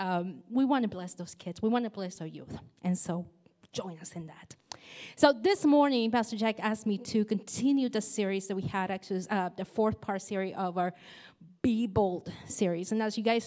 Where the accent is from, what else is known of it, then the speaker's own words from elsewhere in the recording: Nicaragua; moved away; I grew up in Nicaragua